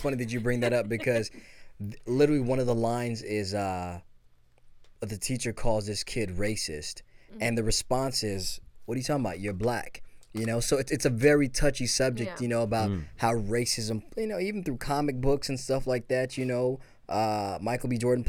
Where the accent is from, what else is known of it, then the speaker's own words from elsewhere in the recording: Belize; now in Los Angeles, United States; I was born in Belize